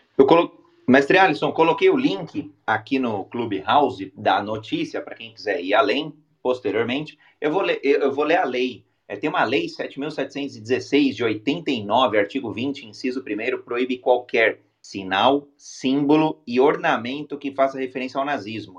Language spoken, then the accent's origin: Portuguese; Brazil; brasileiro, homem cis, é brasileiro com orgulho